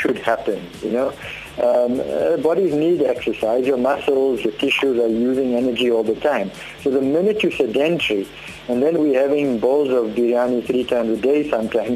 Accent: South Africa; We grew up in Indian areas, so-called Indian areas, so a bunny chow and coke and chip rolls and coke throughout childhood and teenage years was a staple.

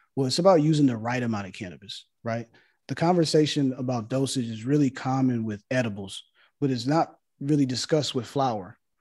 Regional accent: Los Angeles, California, United States; growing up in Los Angeles

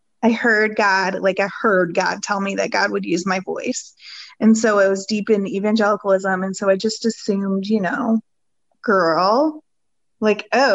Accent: Ohio, United States; now in Atlanta, United States; I come from the Midwest

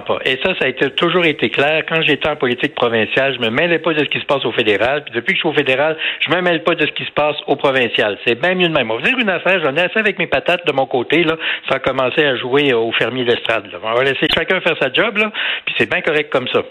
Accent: Canada; je suis un Canadien, je suis fier d'être Canadien, j'aime mon pays

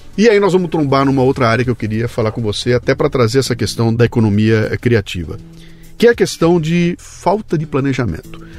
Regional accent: Brazil; eu, eu, eu que sou brasileiro

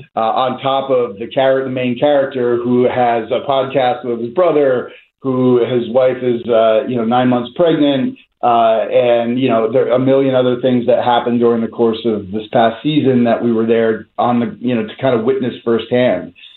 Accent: New Jersey, United States; now in Philadelphia, United States; I grew up in North Jersey

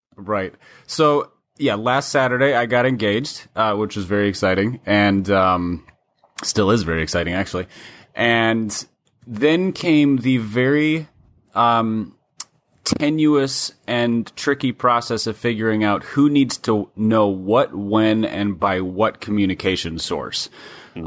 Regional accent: Minnesota, United States; growing up in Minnesota

